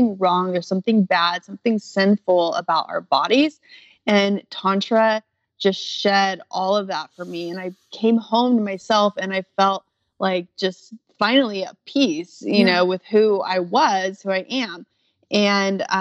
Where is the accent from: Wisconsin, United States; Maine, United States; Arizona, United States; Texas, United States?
Arizona, United States; Phoenix; I grew up in Phoenix, Arizona